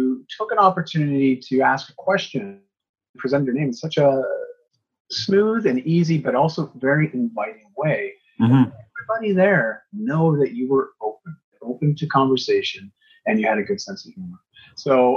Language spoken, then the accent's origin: English; Canada; I'm from Canada